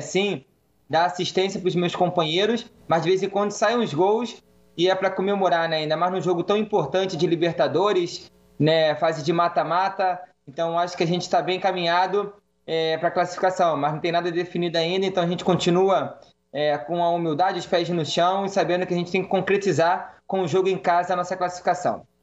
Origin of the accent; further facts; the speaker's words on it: Rio de Janeiro, Brazil; depois de um tempo longe do Rio, como eu carioca, voltar para o Rio de Janeiro